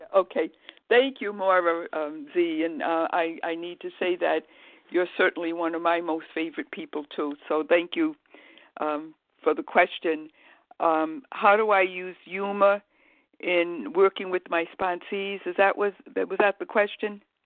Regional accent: Rhode Island, United States; moved away as an adult; also born or lived in Boston, Massachusetts; now in Massachusetts, United States; I'm from Rhode Island

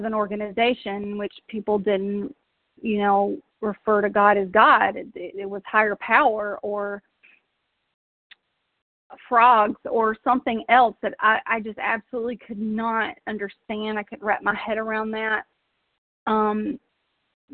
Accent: South Georgia, United States; now in Tennessee, United States; I grew up in South Georgia

